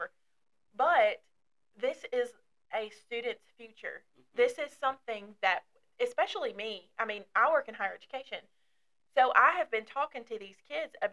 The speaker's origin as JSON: {"language": "English", "town": "Dry Ridge", "region": "Kentucky", "country": "United States", "tie": "born or raised there", "accent": "Southern", "moved": "yes", "lives_now": "Somerset, United States", "said": "I grew up in Dry Ridge, Kentucky, which is northern Kentucky"}